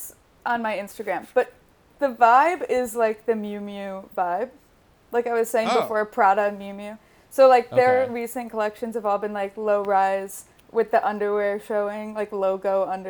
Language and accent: English; Chicago, Illinois, United States; I'm from Chicago.